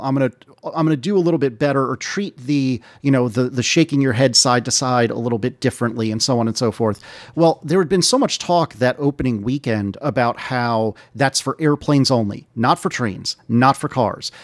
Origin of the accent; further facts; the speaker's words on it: United States; being an American